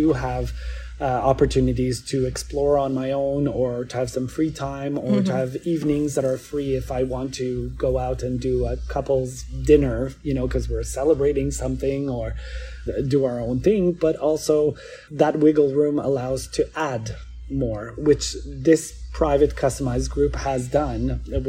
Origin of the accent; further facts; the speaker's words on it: Montreal, Quebec, Canada; I'm from Montreal, Quebec in Canada. I'm a French Canadian